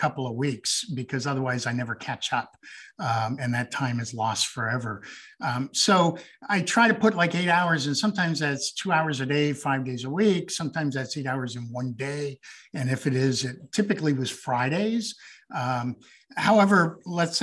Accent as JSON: {"language": "English", "town": "Green Bay", "region": "Wisconsin", "country": "United States", "tie": "born or raised there", "also_born_or_lived": "Montreal, Quebec, Canada / Trois-Rivières, Quebec, Canada / South Africa", "said": "I grew up in Wisconsin, couple blocks from Packers Stadium. I was actually there from when I was 11 until I graduated high school. So I consider that home"}